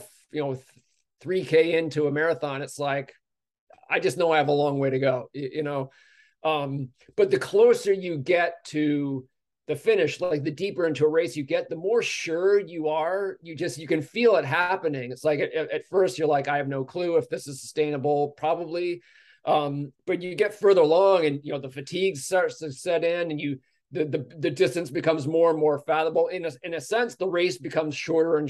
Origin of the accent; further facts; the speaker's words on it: United States; as an American